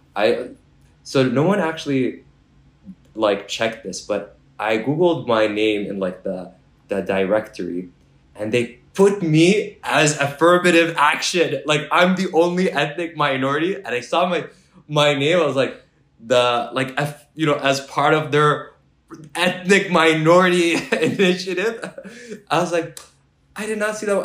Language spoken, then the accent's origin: English; Mississauga, Ontario, Canada; also born or lived in Kuwait; I grew up in Mississauga